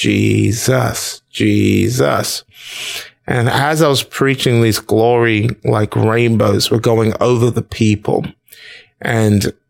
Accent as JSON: {"language": "English", "country": "United Kingdom", "tie": "born or raised there", "moved": "as an adult", "lives_now": "Nigeria", "said": "I was born in Nigeria. Lived there till I was 2, then moved to the United Kingdom where we lived for several years, over 30 something odd years, actually"}